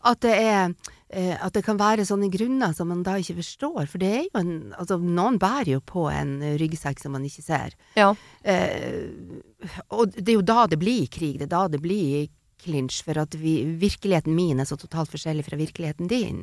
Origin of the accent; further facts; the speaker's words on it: Northern Norway, Norway; er nordlending